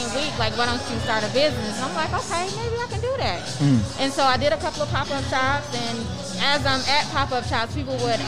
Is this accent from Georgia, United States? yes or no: yes; Atlanta, Georgia, United States; born or raised there